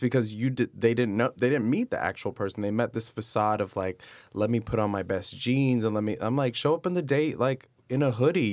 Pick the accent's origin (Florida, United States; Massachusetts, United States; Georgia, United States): Florida, United States; Miami; moved away as an adult; also born or lived in New York City; now in Los Angeles, United States; I am originally from Miami, Florida, and I moved to New York about seven years ago, spent six years in New York, and now I live in Los Angeles